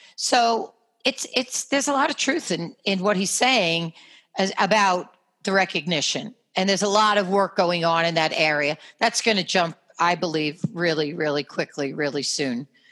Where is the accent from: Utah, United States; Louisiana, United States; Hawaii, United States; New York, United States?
New York, United States; accent: New York; my New York accent